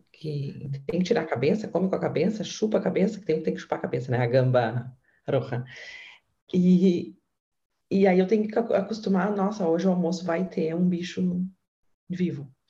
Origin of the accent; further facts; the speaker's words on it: Rio Grande do Sul, Brazil; E claro, eu como gaúcha, eu não estou acostumada a comer marisco. A gente não tinha tanto lá